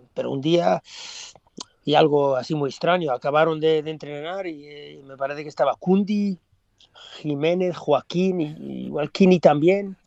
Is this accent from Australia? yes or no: yes; Australia; moved away; also born or lived in Gijón, Spain / England; cuando nací en Australia